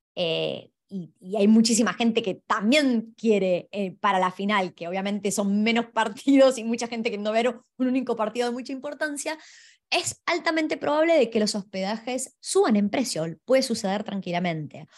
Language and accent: Spanish; Argentina; yo soy de Argentina